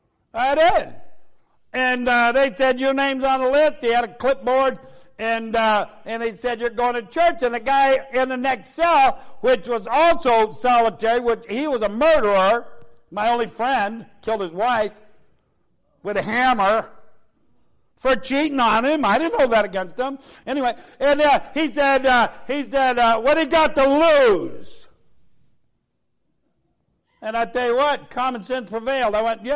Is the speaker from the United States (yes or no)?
yes; United States; I'm American.